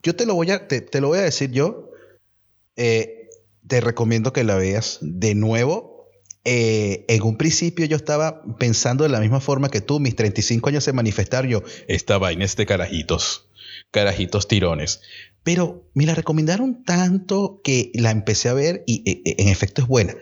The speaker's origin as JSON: {"language": "Spanish", "country": "Venezuela", "moved": "yes", "said": "venimos de Venezuela"}